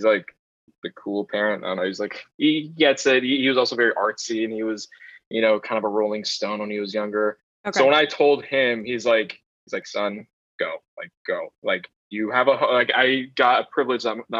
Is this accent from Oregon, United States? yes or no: yes; Sherwood, Oregon, United States; moved away as an adult; now in Los Angeles, United States; I grew up in a suburb like 15 minutes south of Portland called Sherwood, Oregon.